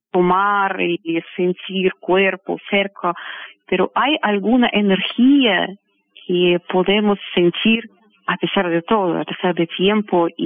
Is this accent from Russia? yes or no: yes; Russia; born there; Spanish is a second language; porque a mí me gusta vivir en Rusia, porque yo nací, tengo mis padres, es mi tierra, mi religión ortodoxo, yo siento muy cómodo.